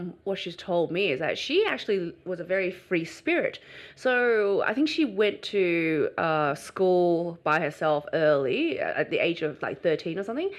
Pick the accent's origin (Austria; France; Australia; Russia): Australia; also born or lived in China; I was born in China. But how old were you? I was about 6 and a half when I came to Australia.